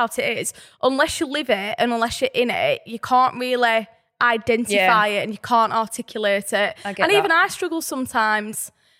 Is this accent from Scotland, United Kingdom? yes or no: no; Burnley, North West England, United Kingdom; accent: Burnley; also born or lived in Newcastle; Obviously, growing up in Burnley, you're constantly around negative headlines